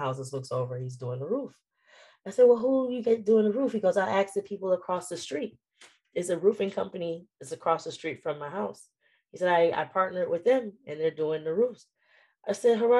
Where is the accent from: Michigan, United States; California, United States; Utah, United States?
Michigan, United States; Detroit; moved away; my hometown, Detroit